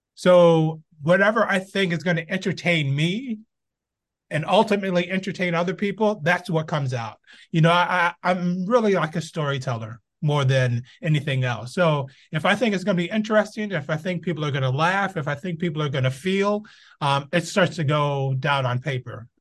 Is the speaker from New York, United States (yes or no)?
yes; Binghamton, New York, United States; moved away as an adult; now in Los Angeles, United States; I was born in Binghamton, New York, upstate New York. Uh, grew up all my, whew, I think I left in, I was twenty-one years old